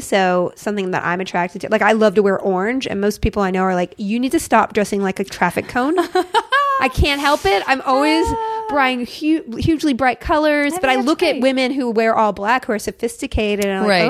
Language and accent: English; Austin, Texas, United States; moved away; also born or lived in Alabama / Mississippi / San Antonio, Texas / Vancouver; High school years, Austin, Texas.